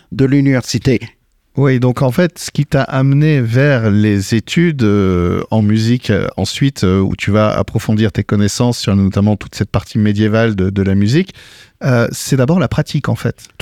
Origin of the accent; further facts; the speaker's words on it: United States; French is a second language; moved away as an adult; now in France; Je suis américain d'origine. Tu es né sur les aux terres des États-Unis.